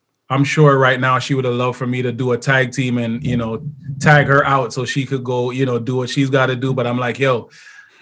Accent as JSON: {"language": "English", "country": "Jamaica", "said": "I'm Jamaican, so I got 24 kids"}